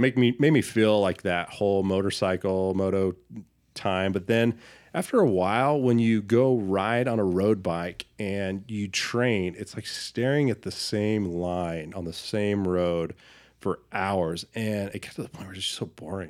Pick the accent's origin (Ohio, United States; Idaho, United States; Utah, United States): Idaho, United States; Boise; growing up in Boise, being a Boise native